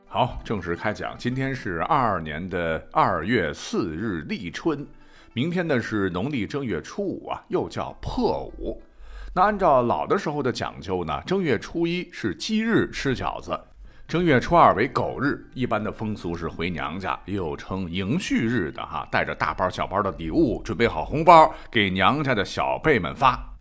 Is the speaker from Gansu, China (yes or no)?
yes; Gansu, China; 我本人是在甘肃长大的，在甘肃的农村